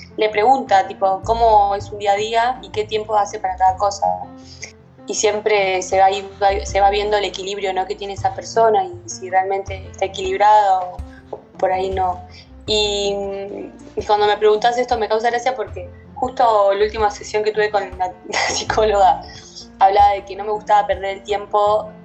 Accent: La Plata, Buenos Aires Province, Argentina; soy de La Plata, City Argentina

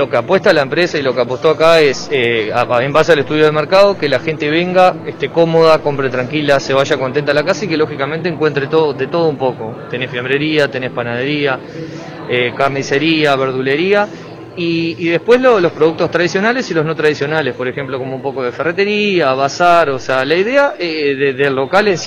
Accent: Maldonado, Uruguay; sin ser mi señor y yo, que somos de Maldonado, que, bueno.

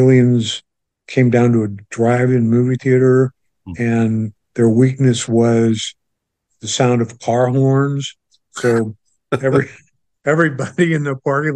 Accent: St. Louis, Missouri, United States; moved away as an adult; also born or lived in Los Angeles; I'm growing up in St. Louis, Missouri, a suburb of St. Louis

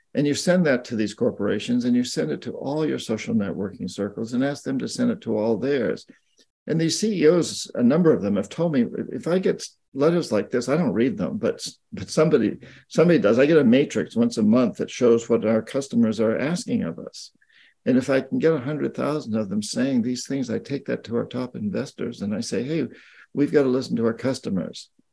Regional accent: United States; I'm an American

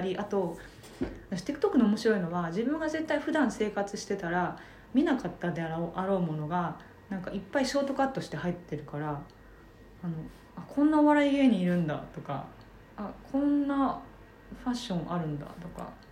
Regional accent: Japan; 在日韓国人3世でございますもうおじいちゃんの代から日本に住んでいますがあの血はゴリゴリの100%な感じ

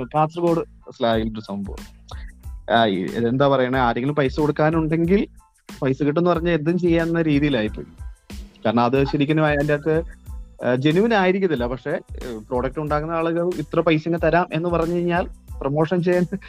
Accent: Idukki, Kerala, India; ഞാനൊരു ഇടുക്കിക്കാരനാണ് ഇടുക്കിയിലെ പാർത്തോട് എന്ന ഒരു കൊച്ചു ഗ്രാമത്തിലാണ് നമ്മുടെ വീട്

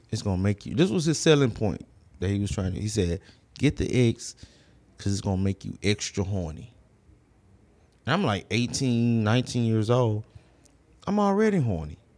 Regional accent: Houston, Texas, United States; I grew up in the Southwest.

